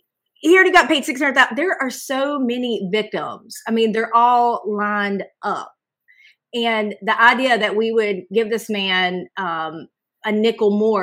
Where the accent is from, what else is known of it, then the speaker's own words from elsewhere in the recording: North Carolina, United States; moved away as an adult; now in Myrtle Beach, United States; I'm from North Carolina. So I'm a South Carolina transplant. I've been here for 16 years